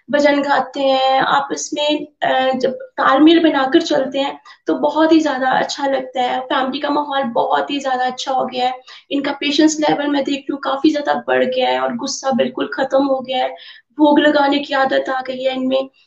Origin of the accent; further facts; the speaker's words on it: Pathankot, Punjab, India; मैं पठानकोट से हूँ